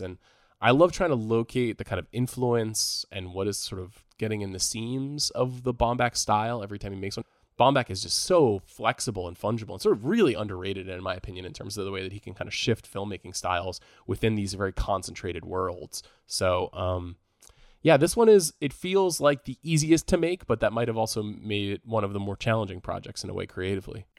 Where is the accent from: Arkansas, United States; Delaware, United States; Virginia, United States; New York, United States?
New York, United States; moved away; I'm, I'm from New York, uh, originally